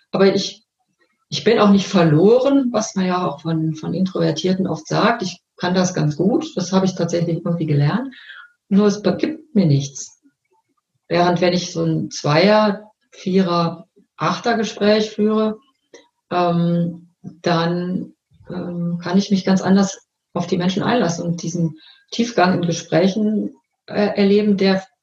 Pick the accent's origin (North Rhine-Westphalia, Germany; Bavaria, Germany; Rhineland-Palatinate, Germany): North Rhine-Westphalia, Germany; ich bin ja aus dem Ruhrgebiet geboren und da ging man an Karneval verkleidet in die Schule